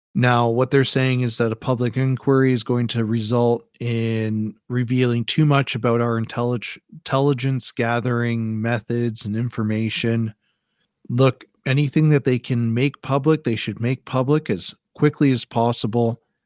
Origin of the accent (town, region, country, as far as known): Canada